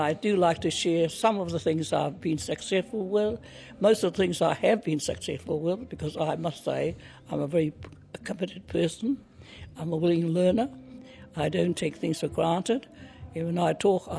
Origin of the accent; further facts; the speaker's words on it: Ngāpuhi, Northland, New Zealand; moved away as an adult; now in Wellington, New Zealand; I'm from Ngāpuhi, from the Mahurihuri, and my marae is o Tātara, and my awa is Waima